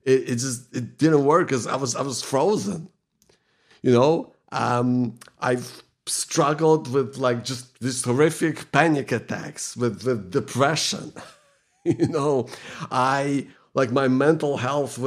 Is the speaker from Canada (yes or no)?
no; Ukraine; now in Melbourne, Australia; I live in Melbourne, Victoria. I grew up in Ukraine.